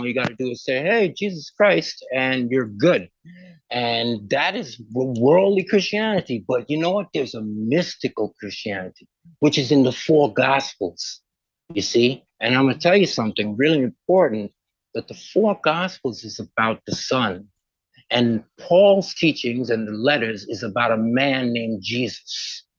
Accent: Port of Spain, Trinidad & Tobago; I was born in the Caribbean and a place called Port of Spain. And I grew up in Chanflare, right below a hill.

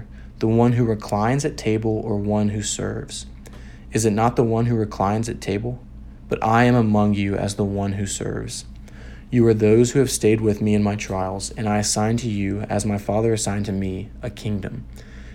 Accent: Memphis, Tennessee, United States; I'm a junior from Memphis, Tennessee

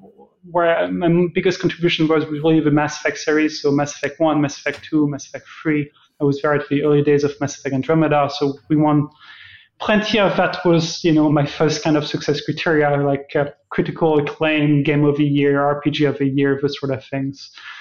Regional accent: Germany; also born or lived in Sweden / France / Hungary / Austria; now in Canada; So I'm Canadian, but originally a European. I'm born in Sweden. I've lived in many countries, actually. I spent my childhood in Germany, lived in France, lived in Hungary, in Austria, in England.

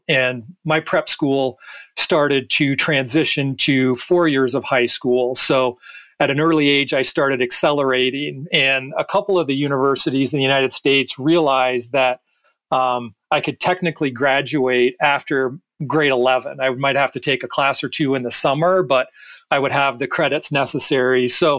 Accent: Toronto, Ontario, Canada; So, you are right that when I was growing up in Toronto, the best hockey players took what I would call the fast path to professional hockey

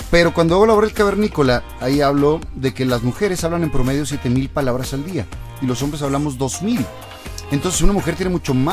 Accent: Monterrey, Nuevo León, Mexico; accent: regio; vamos a la Ciudad de México y más lo marcamos para que se note que somos regios.

